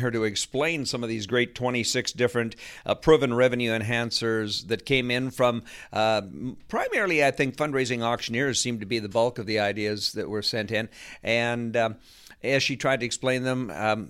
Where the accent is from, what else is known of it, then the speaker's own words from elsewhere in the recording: Canada; I'm a Canadian fundraising, professional fundraising auctioneer.